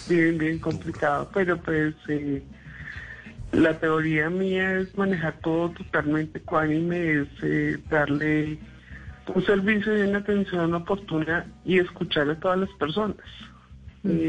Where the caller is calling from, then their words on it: Acacías, Meta, Colombia; Desde Acacias Meta.